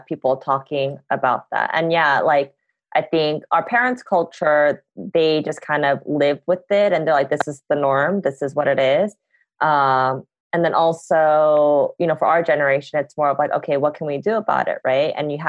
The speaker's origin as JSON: {"language": "English", "country": "United States", "said": "I am an American"}